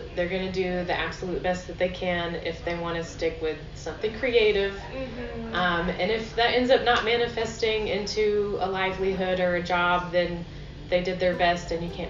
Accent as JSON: {"language": "English", "region": "the South", "country": "United States", "tie": "born or raised there", "said": "at least myself growing up in the South, I was always taught that, you know, because we're in the backwoods and we're sort of more of a conservative area"}